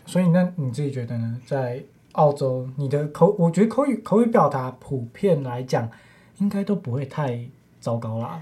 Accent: Taiwan; 身为华裔，身为嗯。台湾人的我们

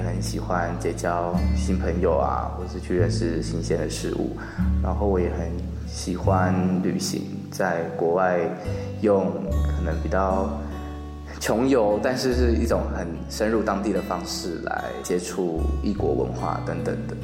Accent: Tainan, Taiwan; 我来自台南，然后我过去毕业于台北艺术大学剧场设计系，主修服装设计，然后我研究所开始在南艺大纤维组学习当代艺术

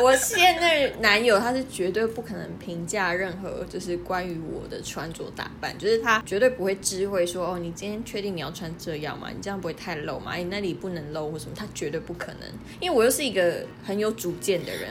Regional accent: near Kenting, Pingtung County, Taiwan; first language Taiwanese Hokkien; Chinese is a second language; 我来自李垦丁很近的地方嘛， 然后我小时候就是非常常去垦丁

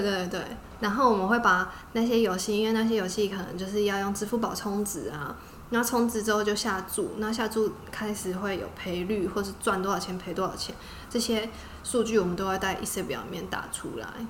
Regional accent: Taiwan; moved away as an adult; also born or lived in Cambodia; 我是台湾来的

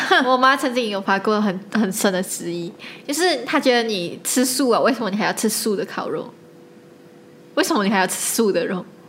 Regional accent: Malaysia; 我一直做一个马来西亚人

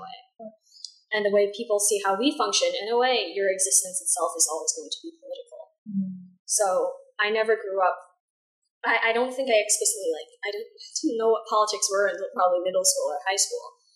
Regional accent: suburbs of Chicago, Illinois, United States; moved away as an adult; now in New Haven, United States; I'm from the suburbs of Chicago in Illinois

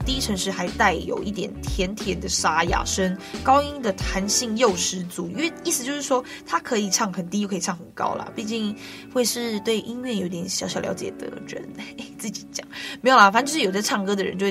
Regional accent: Guanshan, Taitung County, Taiwan; 我是来自台东关山的高达古范部落的阿美族

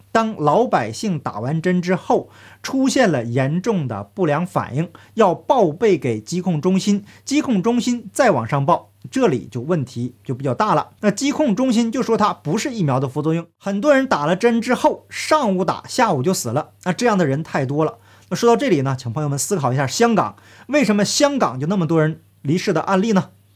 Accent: Northeast China, China; 前段时间呢，我们老家也是左一轮右一轮的做核酸。当时啊，这个东北的天气非常的寒冷啊

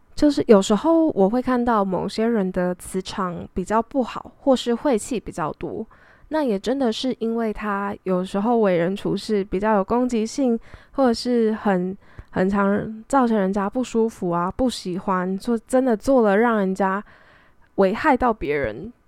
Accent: Taiwan; 就毕竟我在台湾长大

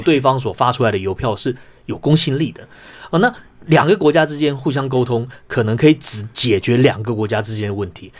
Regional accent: Taiwan; 我们作为一个台湾人

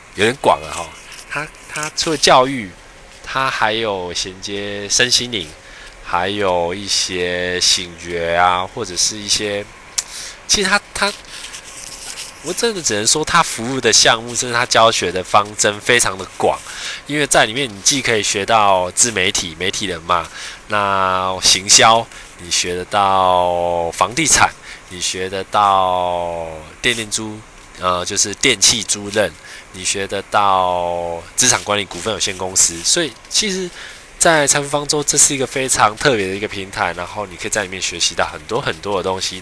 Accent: Chiayi, Taiwan; now in Taipei, Taiwan; 我是嘉义人，我来自嘉义，然后，呃，我现在在台北工作

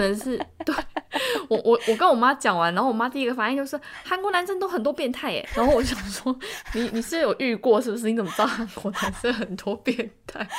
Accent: Tainan, Taiwan; moved away as an adult; now in Seoul, South Korea; 过去十年这段时间好了，我待在韩国的时间大概是我待在台南时间的可能五倍以上

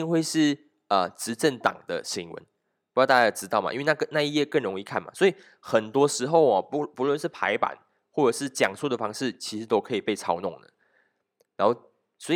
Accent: Malaysia; 我们讲，我们马来西亚人都是一群不读书的人

